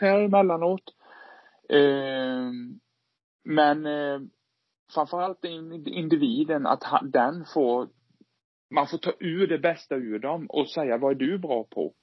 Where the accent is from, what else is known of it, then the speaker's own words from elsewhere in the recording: Sweden; also born or lived in Vetlanda; som svensk